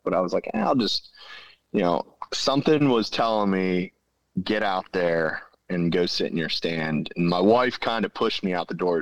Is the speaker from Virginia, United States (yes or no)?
no; central Pennsylvania, United States; i'm from central pennsylvania